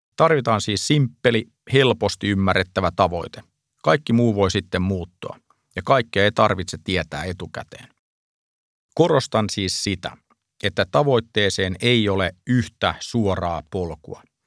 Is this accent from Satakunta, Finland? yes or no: yes; Pori, Satakunta, Finland; moved away; Olen kotoisin Porista